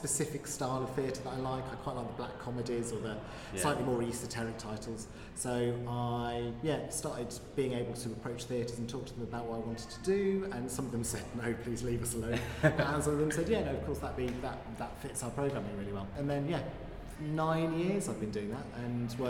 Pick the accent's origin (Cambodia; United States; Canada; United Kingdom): United Kingdom; Lichfield, West Midlands; I grew up in Lichfield, just outside the Black Country